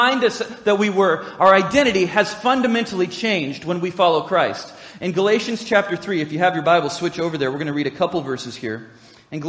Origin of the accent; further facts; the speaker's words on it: United States; being an American citizen, while I'm proud to be so